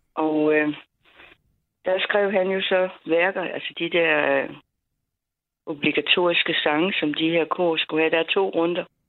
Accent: Funen, Southern Denmark, Denmark; vi kommer fra Fyn

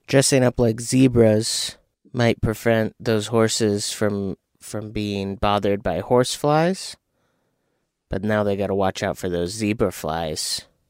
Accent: Arizona, United States; moved away; We're from Arizona. I lived in, in desert areas, like around the valley and south of the valley.

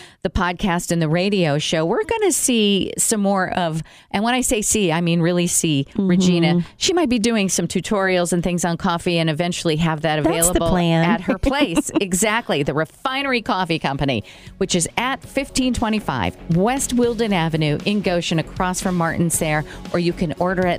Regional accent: Brazil; moved away; when I grew up in Brazil

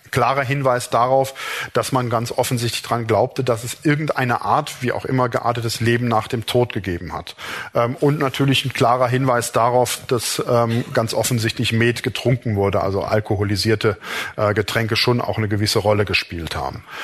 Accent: Rhineland, Germany; Ähm, mir als Rheinländer fällt sowas natürlich direkt auf.

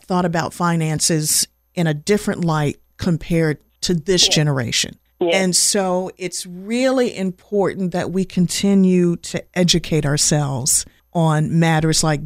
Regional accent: Winston-Salem, North Carolina, United States; also born or lived in Washington, D.C.; I've been calling it home for, since the early 80s. So I'm a person that moved here from D.C. Well, at least my mom was pregnant with me at the time

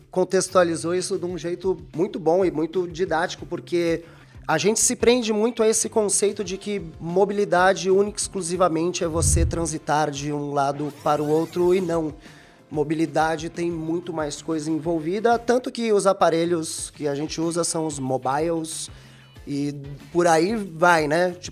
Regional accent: Santos, São Paulo, Brazil; Eu tenho um amigo lá de Santos, eu vim de Santos

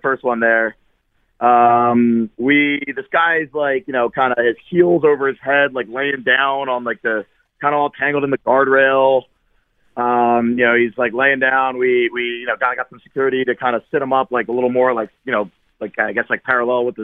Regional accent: Washington Township, New Jersey, United States; moved away as an adult; also born or lived in South Philadelphia, Pennsylvania; now in Philadelphia, United States; I was born in South Philly, grew up in Washington Township in South Jersey

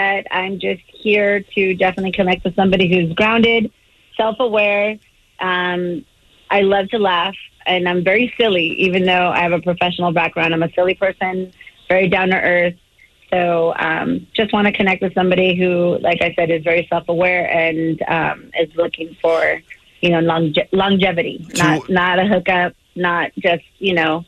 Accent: Covina, California, United States; now in Ontario, California, United States; I live in Ontario, work in Anaheim. I just bought my first home last year, but I grew up in San Gabriel Valley in the Covina area

